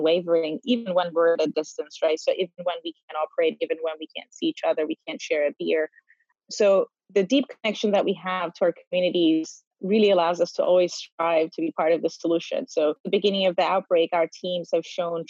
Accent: North Cyprus, Cyprus; moved away; I am born and raised in North Cyprus.

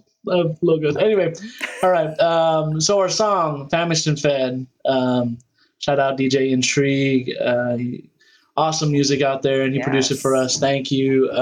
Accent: Philippines; both CC and myself, we're both Filipino. So that's a part of it.

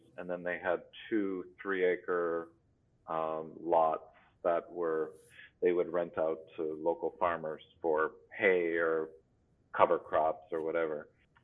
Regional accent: Plymouth, Wisconsin, United States; moved away; also born or lived in Boston; I grew up in Plymouth, Wisconsin, near Kohler

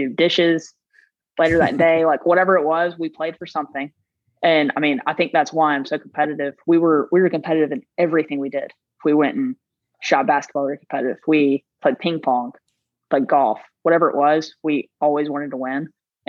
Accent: South Carolina, United States; I'm from South Carolina, so the only Carolina I know is South Carolina.

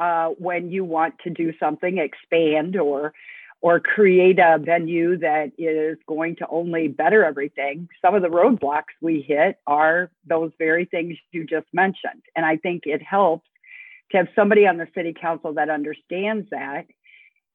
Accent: Omaha, Nebraska, United States; now in Elgin, United States; my hometown, Omaha, Nebraska.

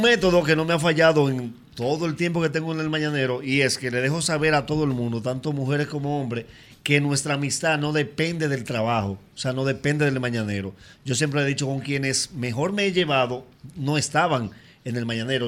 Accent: El Factor, María Trinidad Sánchez, Dominican Republic; moved away; Yo soy de un municipio que se llama El Factor lo que pasa es que Nagua es el municipio cabecera, pero cuando yo salí de allá, no éramos municipio todavía

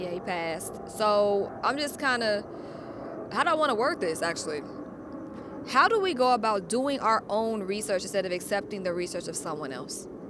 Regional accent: Atlanta, Georgia, United States; now in Los Angeles, United States; I'm from Atlanta, so I'm used to not being the only black person in the room. I think at my high school, there was probably five white people.

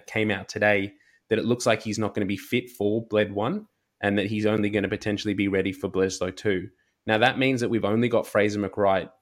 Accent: Australia; as an Australian rugby fan

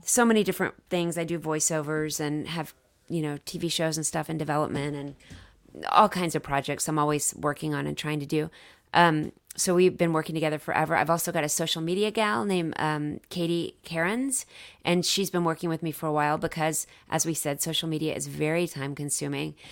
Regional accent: Dallas, Texas, United States; I'm from Dallas

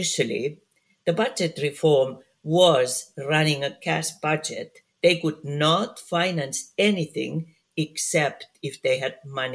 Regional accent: Finland; I work a lot in my home country, Finland

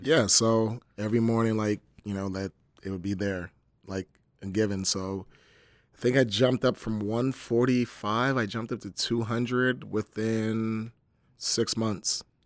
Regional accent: Camden, New Jersey, United States; I'm from Camden, New Jersey, so growing up, it was pretty tough

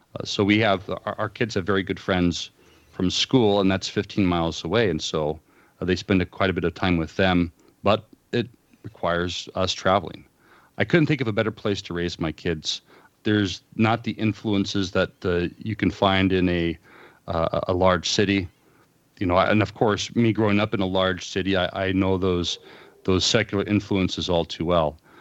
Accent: Los Angeles, California, United States; moved away as an adult; also born or lived in Fort Wayne, Indiana / Illinois; now in Willow Creek, United States; I spent the first twenty-three years of my life in Southern California. Um, I, I, uh, occasionally refer to it as Commie-fornia. uh, growing up in the Los Angeles area

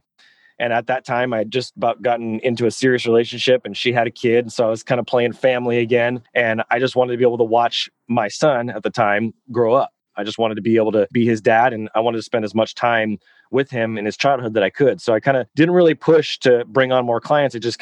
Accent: hometown about 25 miles from Sacramento, California, United States; I moved locations from my hometown

